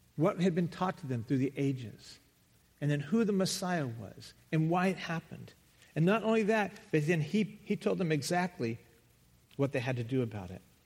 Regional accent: the South, United States; moved away; I come from the South

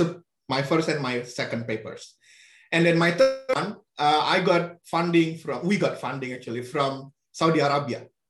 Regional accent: Indonesia; English is a second language; moved away as an adult; now in Arizona, United States; I grew up with three languages. So mm -hmm. Indonesian is the national language, uh, which is taught in school. Uh, and then Sundanese is the language spoken in my neighborhood

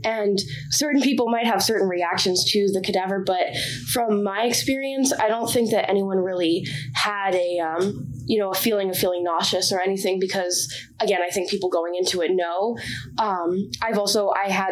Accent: Bedford, Massachusetts, United States; I'm from Bedford, Massachusetts, which is about 45 minutes northwest of here.

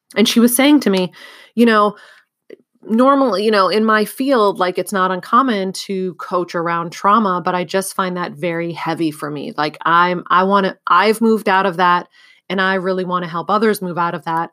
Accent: California, United States; moved away as an adult; also born or lived in Bulgaria; I moved from California, where I had grown up and gone to college, to Bulgaria

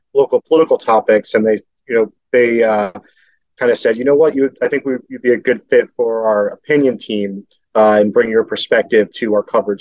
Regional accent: Philadelphia, Pennsylvania, United States; I grew up in Philadelphia. I grew up in Frankfurt, which is a neighborhood in the lower northeast

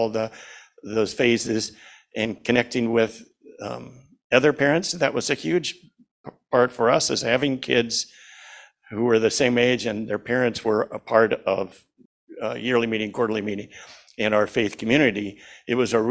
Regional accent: Junction City, Oregon, United States; moved away as an adult; also born or lived in Seattle / Lopez Island; I grew up in Junction City, about 45 miles from here, a small town

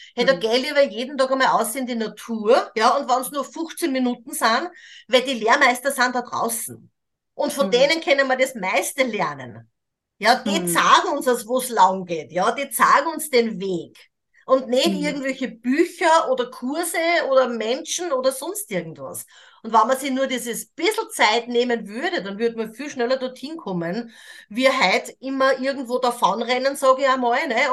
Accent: Austria; moved away as an adult; ich bin Österreicherin, ich habe auch 40 Jahre dieses Leben auch in Österreich, in Europa, in der modernen Welt gelebt

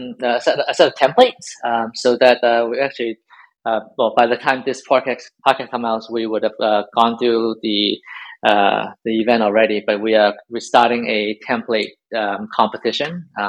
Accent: Hong Kong; moved away; I'm from Hong Kong originally.

